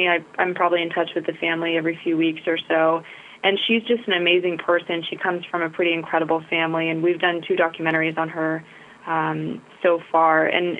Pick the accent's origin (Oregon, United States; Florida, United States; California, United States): California, United States; San Francisco; I grew up in San Francisco. We grew up in the Richmond District on 6th in California